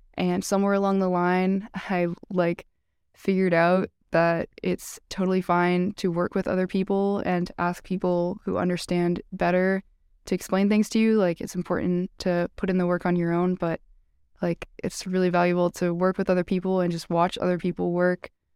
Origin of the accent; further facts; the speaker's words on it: Massachusetts, United States; I'm from Massachusetts. I grew up twenty minutes from Tufts, and I've lived in Massachusetts my whole life.